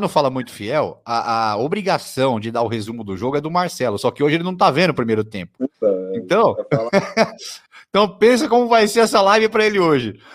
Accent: Santos, São Paulo, Brazil; moved away; minha casa onde eu nasci, lá no Marapé

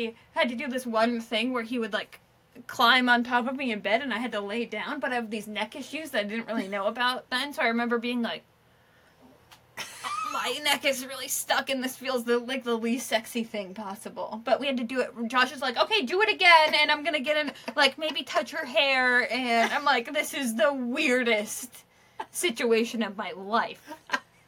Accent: Surry, Maine, United States; moved away; also born or lived in Boston; I'm from Surrey, Maine.

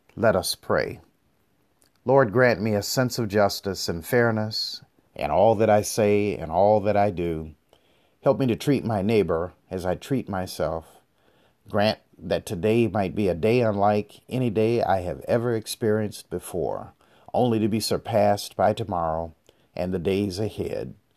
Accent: United States; also born or lived in Detroit; I come from the African American community in America

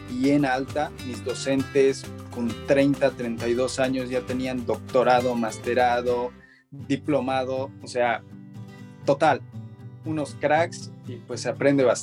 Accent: La Paz, Bolivia; now in Santa Cruz, Bolivia; pues a ver, yo soy de La Paz, pero ya vivo bastante tiempo en Santa Cruz, entonces mi, mi manera de hablar no es ni de cama ni de colla, entonces

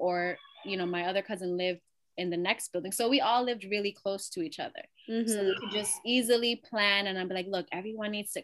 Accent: New York City, New York, United States; I'm from Elmhurst.

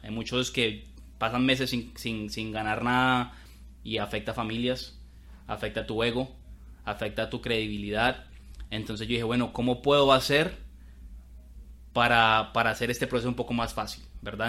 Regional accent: Colombia; moved away as an adult; now in United States; claramente soy de Colombia, somos de Colombia. Cali, Colombia, Bogotá

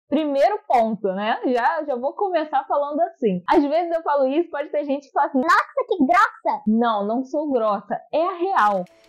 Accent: Brazil; first language Portuguese; a língua portuguesa, que é a minha língua materna, né, gente? Eu sou brasileira, eu falo português

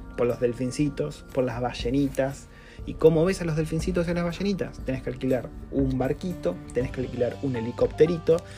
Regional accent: Argentina; moved away as an adult; now in New Zealand; soy de Argentina

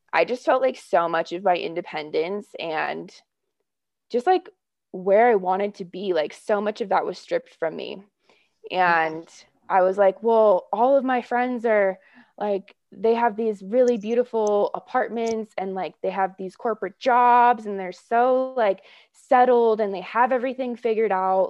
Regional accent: Oakland, California, United States; moved away; It was really tempting to move back to where I grew up in Oakland Hills. into the Bay Area

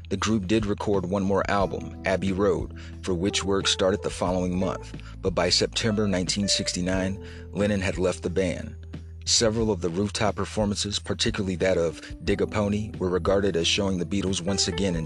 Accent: Ohio, United States

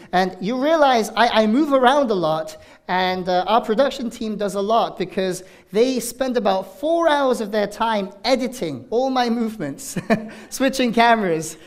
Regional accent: South Korea; now in Danvers, United States; it's in Pyeongchang, my, my home country

